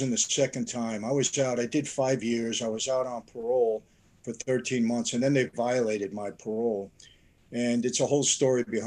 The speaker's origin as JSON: {"language": "English", "region": "New York", "country": "United States", "also_born_or_lived": "Naples, Italy (parents' hometown)", "moved": "yes", "lives_now": "Anaheim, United States", "said": "I'm from New York"}